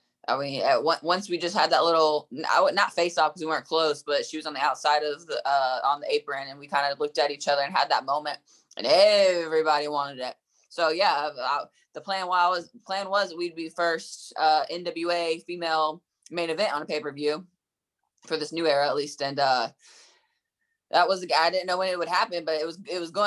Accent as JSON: {"language": "English", "town": "Durham", "region": "North Carolina", "country": "United States", "tie": "born or raised there", "said": "I grew up in Durham, North Carolina"}